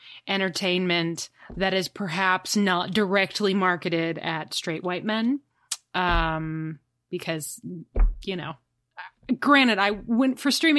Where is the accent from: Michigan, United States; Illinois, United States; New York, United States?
Illinois, United States; Chicago; I'm from Chicago. I definitely know and understand other cultures.